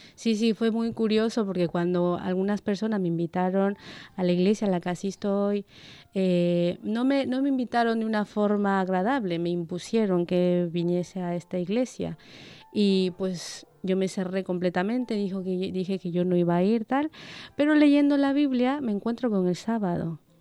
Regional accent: Ecuador; moved away as an adult; now in Basque Country, Spain; soy de Ecuador

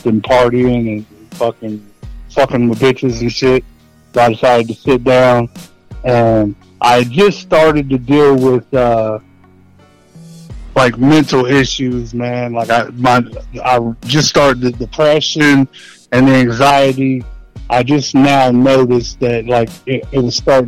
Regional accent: Maysville, Kentucky, United States; now in Florence, Kentucky, United States; I'm from Northern Kentucky. Maysville, Kentucky, right at the tip of the map of Kentucky, right across from Ohio.

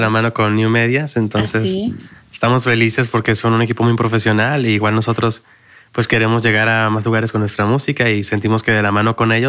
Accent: Tijuana, Baja California, Mexico; somos de Tijuana, una ciudad eh, pues con muchas influencias

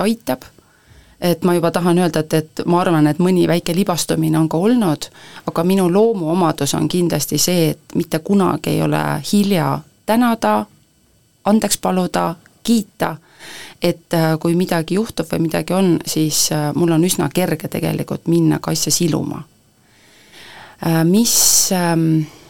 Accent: Põltsamaa, Jõgeva County, Estonia; ma olen Põltsamaal sündinud

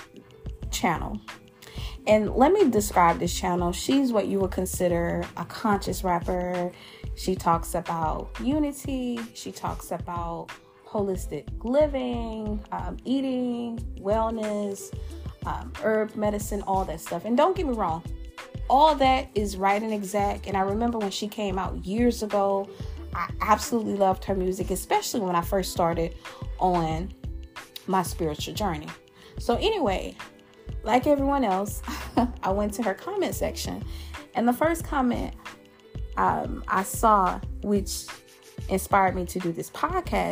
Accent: Louisiana, United States; my home state, that boot state, that who that state, that saint state, the state of the best food, partying, and liquor, Louisiana

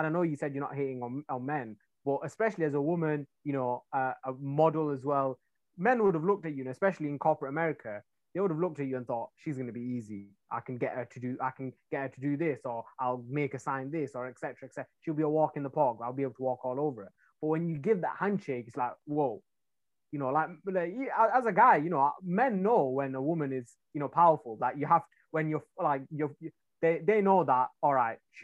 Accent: a town near Manchester, North West England, United Kingdom; now in London, United Kingdom; I'm from England. I'm from a town near Manchester, which is like completely different

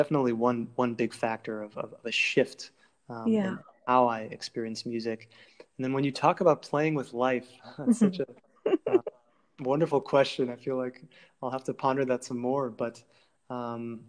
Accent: Cleveland, Ohio, United States; I grew up in Cleveland, Ohio

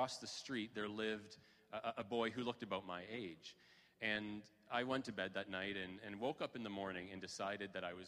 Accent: Kitchener, Ontario, Canada; also born or lived in Waterloo; we moved all the way from Kitchener to Waterloo later in my life

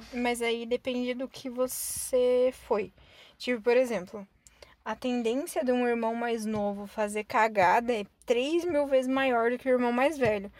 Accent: Curitiba, Paraná, Brazil; a gente sendo curitibano

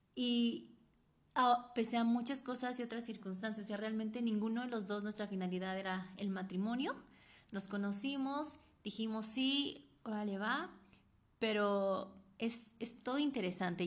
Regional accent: Oaxaca, Mexico; yo nací en el estado de Oaxaca

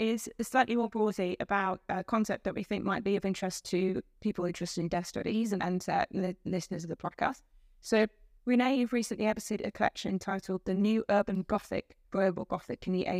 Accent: Netherlands; English is a second language; now in United Kingdom; Like, I'm from the Netherlands, but I don't think we have that many ghost stories as we have here.

